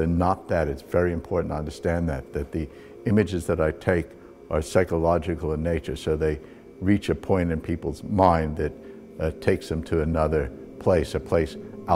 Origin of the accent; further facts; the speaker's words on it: New York City, New York, United States; moved away as an adult; now in Johannesburg, South Africa; I was born in New York, and I've lived the last 37 years in Johannesburg, South Africa.